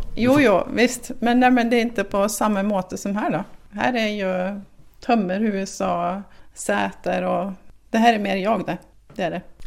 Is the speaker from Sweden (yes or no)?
yes; Sweden; som svensk